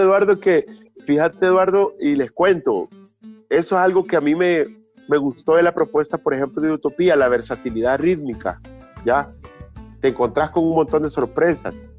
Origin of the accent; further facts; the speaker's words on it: Chalchuapa, Santa Ana, El Salvador; now in San Salvador, El Salvador; yo vengo de un pueblo también, yo soy de Chalchuapa, del interior del país